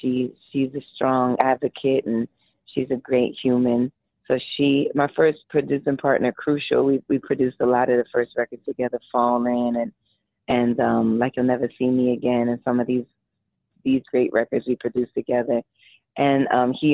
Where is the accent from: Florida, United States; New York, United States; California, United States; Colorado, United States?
New York, United States; I was born and raised in New York